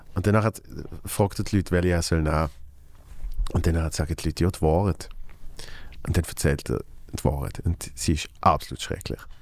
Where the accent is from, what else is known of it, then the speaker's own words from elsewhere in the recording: Basel, Basel-Stadt, Switzerland; als Basler